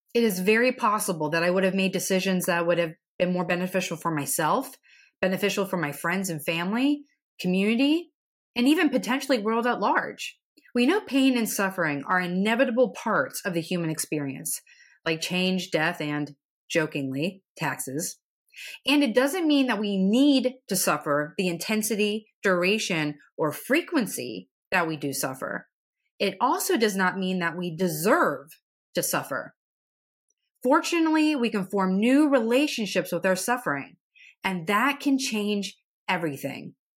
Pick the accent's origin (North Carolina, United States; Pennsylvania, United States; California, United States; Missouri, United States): Pennsylvania, United States; central; To be from central Pennsylvania